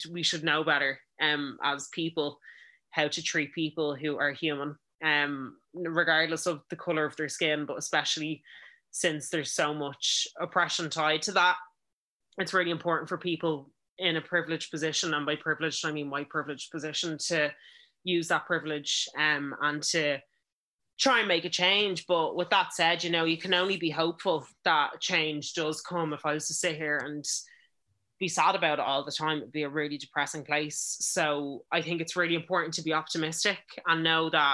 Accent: Ireland; us being Irish

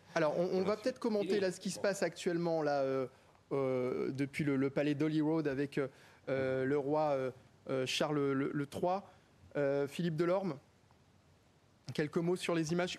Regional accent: France; nous en tant que Français

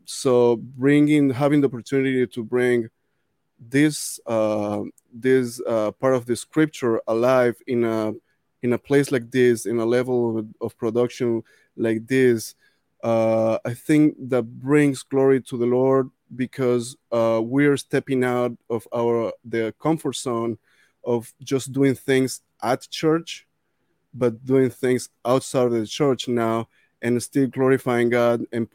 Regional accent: Venezuela; moved away; I grew up in Venezuela working with orchestras, playing with orchestras

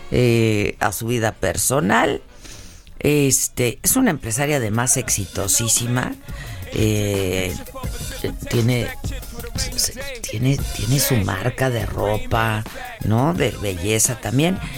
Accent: Acapulco, Guerrero, Mexico; No sé si es porque yo vengo de Acapulco, pero sí está, está, está bajo la temperatura, ¿no?

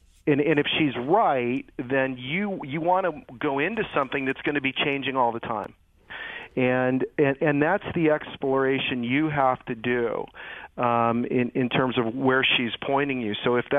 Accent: McPherson, Kansas, United States; I was raised in McPherson, Kansas.

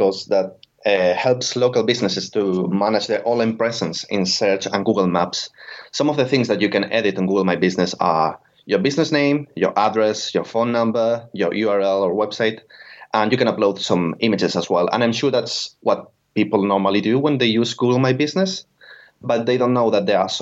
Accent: Tenerife, Canary Islands, Spain; moved away as an adult; now in United Kingdom; I'm originally from Tenerife in the Canary Islands in Spain.

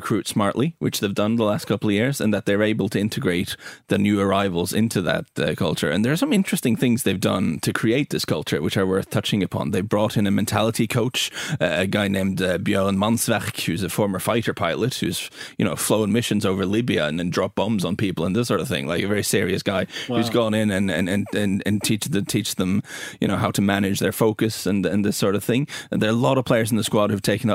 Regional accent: Norway

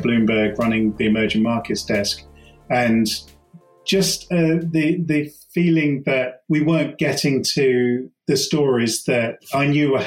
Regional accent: United Kingdom; we're as British, you know, having grown up, let's say, with the IRA

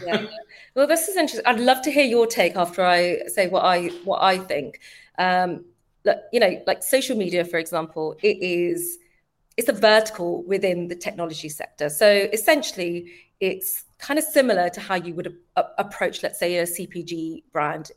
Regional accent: London, United Kingdom; born and bred in East London, Forest Gate

